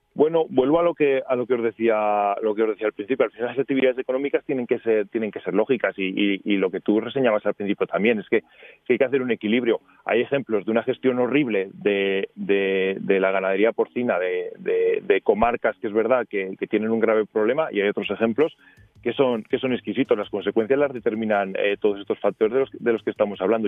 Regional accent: Teruel, Aragon, Spain; nosotros estamos en Teruel, eh, somos de Teruel

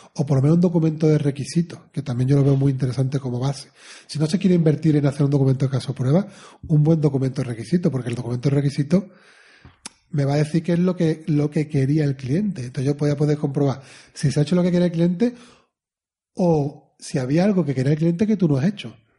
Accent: Spain; como somos españoles

